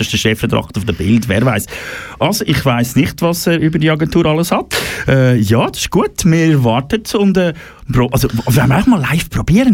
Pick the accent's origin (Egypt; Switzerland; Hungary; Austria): Switzerland; bei uns in der Schweiz